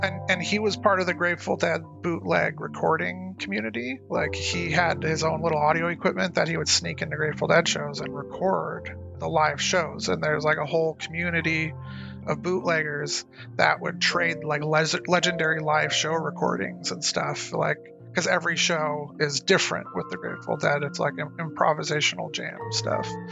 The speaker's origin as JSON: {"language": "English", "town": "Lancaster", "region": "California", "country": "United States", "tie": "born or raised there", "also_born_or_lived": "Santa Cruz / Portland", "said": "I grew up in Lancaster, California"}